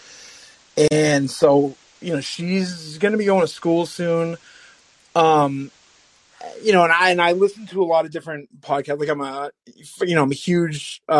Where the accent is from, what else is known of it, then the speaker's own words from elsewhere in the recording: Massachusetts, United States; I am from Massachusetts